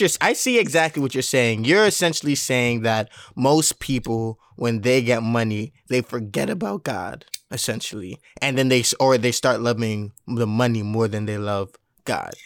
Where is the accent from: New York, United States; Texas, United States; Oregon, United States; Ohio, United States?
New York, United States; Mount Vernon; I'm from Mount Vernon, New York